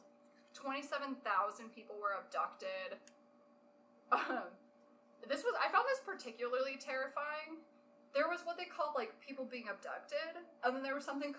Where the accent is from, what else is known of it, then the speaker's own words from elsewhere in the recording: United States; as an American